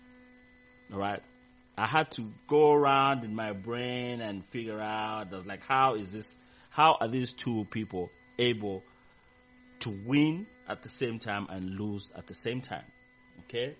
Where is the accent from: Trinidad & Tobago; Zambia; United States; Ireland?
Zambia; moved away; back in my hometown, I mean in my country, Zambia